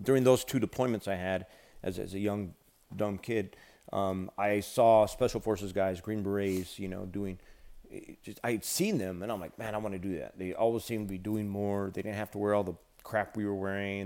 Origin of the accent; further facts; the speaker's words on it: United States; our nation and, and who we are as a people, as an American people